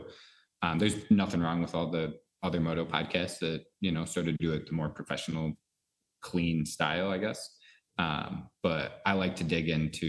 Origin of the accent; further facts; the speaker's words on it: New York, United States; moved away; I came from New York. I moved out here about 3 years ago